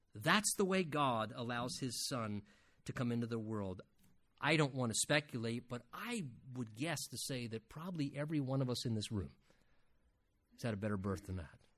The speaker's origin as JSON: {"language": "English", "country": "United States", "said": "as Americans"}